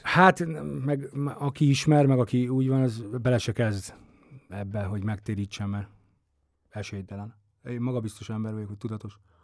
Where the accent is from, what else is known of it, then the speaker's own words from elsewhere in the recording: Esztergom, Komárom-Esztergom, Hungary; Én Esztergomban nőttem fel